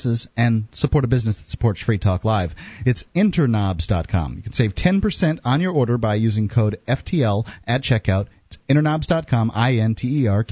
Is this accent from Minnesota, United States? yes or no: no; Florida, United States; in Florida when I was growing up